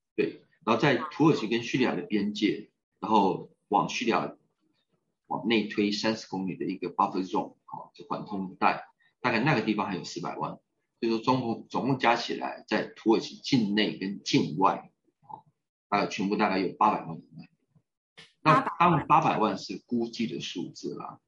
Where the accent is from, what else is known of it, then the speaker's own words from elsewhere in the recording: Taiwan; moved away as an adult; also born or lived in Taipei / New York / Melbourne / Helsinki; 我是在，在一九七九年在台北出生。那我本身呢是在金融市长大的